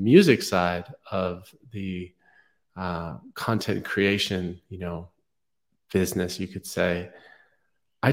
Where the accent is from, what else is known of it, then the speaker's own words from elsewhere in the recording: New York City, New York, United States; moved away as an adult; I grew up in New York City